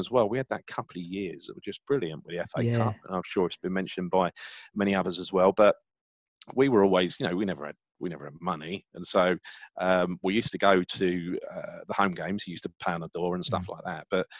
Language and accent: English; London, United Kingdom; I'm from the East End. I grew up, born in Hackney, raised in Stepney and Mile End. You couldn't get too much more East End than that. Went to school in Bethnal Green and Stepney